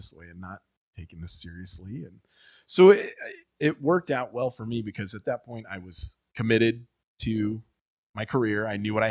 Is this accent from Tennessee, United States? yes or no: no; Columbia, Missouri, United States; also born or lived in Nebraska; I grew up in Columbia, so I'm not a true townie